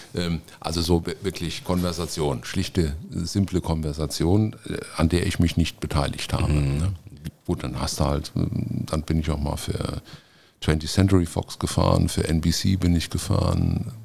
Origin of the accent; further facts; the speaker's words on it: Montabaur, Rhineland-Palatinate, Germany; Also ich bin gebürtig äh, aus Munterbauer, ein aufrechter Westerwälder, wie man so schön sagt. Ähm, da bin ich äh, auch aufgewachsen